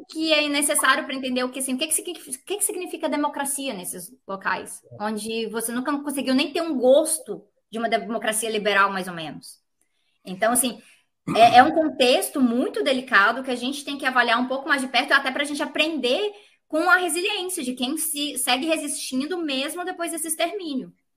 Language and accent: Portuguese; Brazil; sendo brasileira